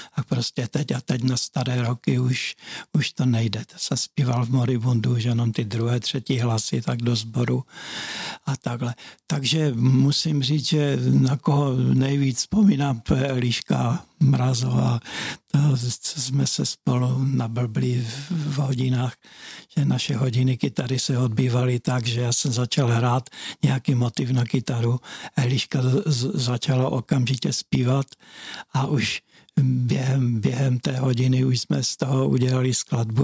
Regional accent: Hlučín, Moravian-Silesian Region, Czechia; já jsem bydlel na Prajské v Bobrovníkách

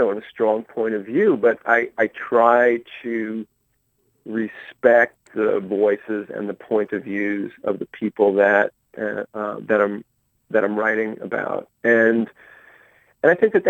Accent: Marietta, Georgia, United States; my hometown of mm-hmm. Marietta, Georgia

